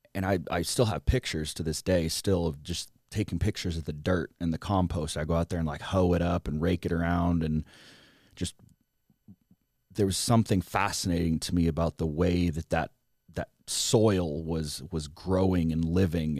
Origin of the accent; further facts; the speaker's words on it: rural Southern Illinois, United States; moved away as an adult; also born or lived in Los Angeles; now in Texas, United States; grow up on a farm in rural Southern Illinois